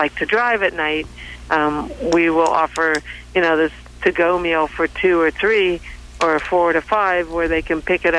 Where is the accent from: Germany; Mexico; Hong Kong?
Hong Kong; also born or lived in Central Coast, California; now in Oakhurst, United States; I was born in Hong Kong